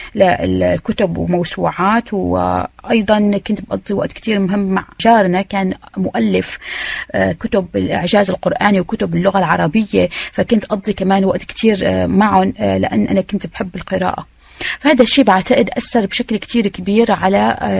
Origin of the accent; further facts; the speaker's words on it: Aleppo, Aleppo Governorate, Syria; moved away as an adult; also born or lived in Manchester, United Kingdom; now in London, United Kingdom; أنا أجيت من مدينة أو أصلي من مدينة حلب اللي هي ثاني أكبر مدينة بسوريا